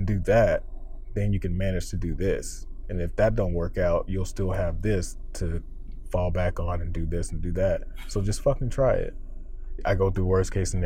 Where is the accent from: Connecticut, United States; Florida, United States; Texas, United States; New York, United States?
Florida, United States; moved away; I'm from Florida